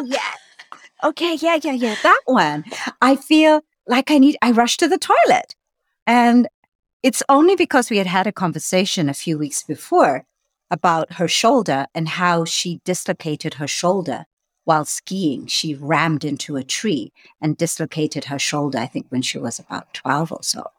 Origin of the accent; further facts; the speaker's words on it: Lusaka, Lusaka Province, Zambia; moved away; I was born in Lusaka, Zambia